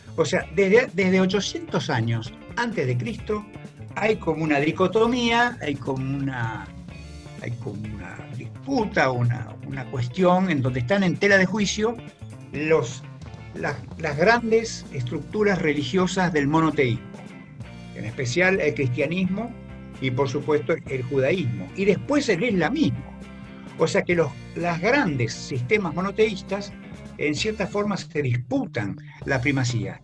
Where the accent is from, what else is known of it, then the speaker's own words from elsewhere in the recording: Argentina; somos los argentinos